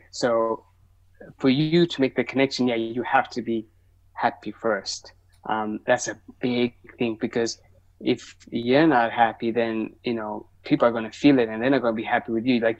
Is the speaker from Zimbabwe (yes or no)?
yes; Zimbabwe; English is a second language; also born or lived in South Africa / Ethiopia; So I'm Ethiopian from East Africa. That's but I grew up in like Zimbabwe, South Africa. Uh, um, so that's so that's where I'm from. That's where my family is, and so I go visit.